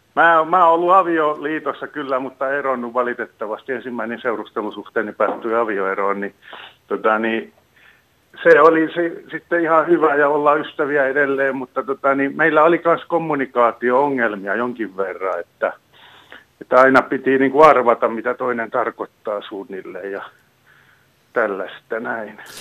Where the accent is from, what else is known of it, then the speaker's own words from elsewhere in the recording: Tampere, Pirkanmaa, Finland; now in Oulu, Finland; mä oon kotoisin tuolta Pirkanmaan suunnalta Tampereen seudulta